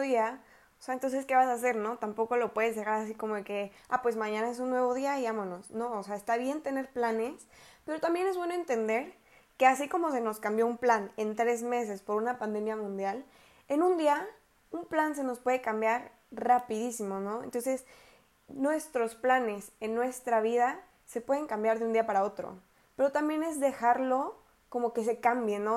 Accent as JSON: {"language": "Spanish", "region": "Querétaro", "country": "Mexico", "also_born_or_lived": "El Salvador / Costa Rica", "said": "soy de Querétaro"}